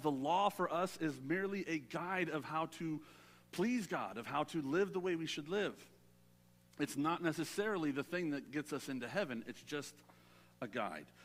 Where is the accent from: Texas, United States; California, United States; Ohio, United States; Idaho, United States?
California, United States; Southern; I'm a city boy. I grew up in Southern California.